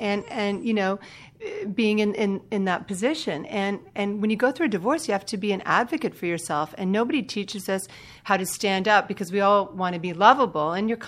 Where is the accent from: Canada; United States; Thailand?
Canada; I'm Canadian.